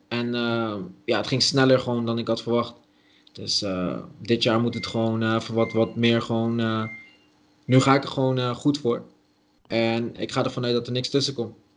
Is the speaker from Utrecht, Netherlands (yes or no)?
no; Dordrecht, South Holland, Netherlands; ik ben van oorsprong gewoon Dordtenaar. Dus ik kwam gewoon uit Dordrecht.